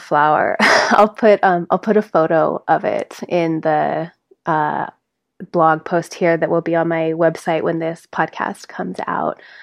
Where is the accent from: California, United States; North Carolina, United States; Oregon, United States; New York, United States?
California, United States; South Lake Tahoe; now in Grass Valley, United States; we grew up together in South Lake Tahoe